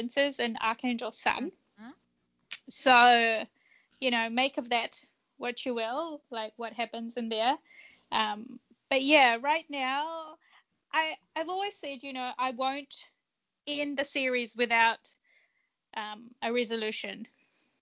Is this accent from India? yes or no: no; Fiji; moved away; also born or lived in Japan; I was born in Fiji, which is, you know, multicultural.